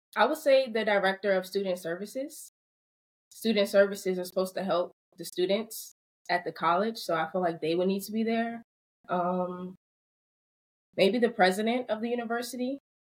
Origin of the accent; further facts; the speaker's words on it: Baltimore, Maryland, United States; I did not want to attend Morgan State just because it's in my hometown